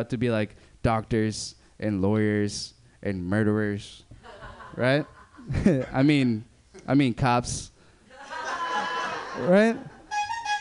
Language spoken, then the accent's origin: English; Berkeley, California, United States; I grew up in Berkeley